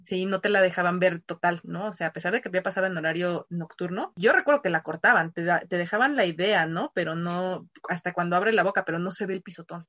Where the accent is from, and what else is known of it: Mexico